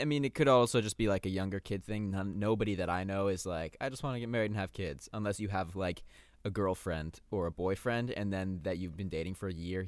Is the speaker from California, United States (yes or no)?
yes; Torrance, California, United States; also born or lived in West Hollywood; We are from, we are from California. I was born in the Torrance Beach